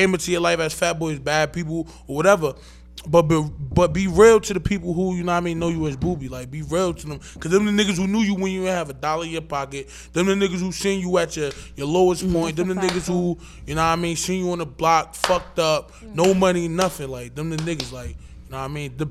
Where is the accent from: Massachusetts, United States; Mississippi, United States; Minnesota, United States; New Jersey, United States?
New Jersey, United States; Irvington; I'm from Irvington, New Jersey